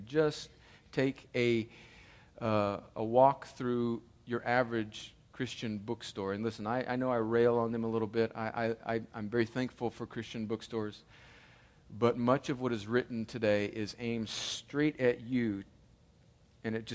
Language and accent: English; California, United States; moved away; I joke about being, you know, from California and having an Italian heritage